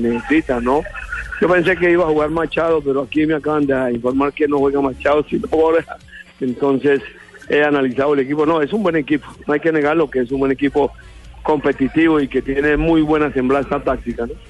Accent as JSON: {"language": "Spanish", "country": "Colombia", "said": "soy colombiano"}